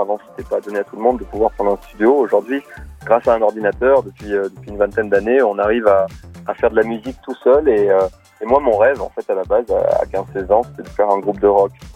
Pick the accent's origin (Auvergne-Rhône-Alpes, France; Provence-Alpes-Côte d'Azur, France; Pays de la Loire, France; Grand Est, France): Provence-Alpes-Côte d'Azur, France; Nice; je suis né à Nice